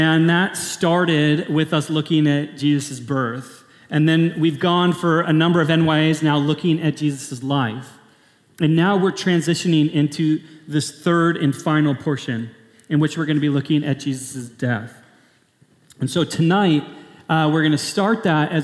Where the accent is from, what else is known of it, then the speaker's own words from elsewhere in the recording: Portland, Oregon, United States; moved away as an adult; now in Canada; I'm originally from Portland, Oregon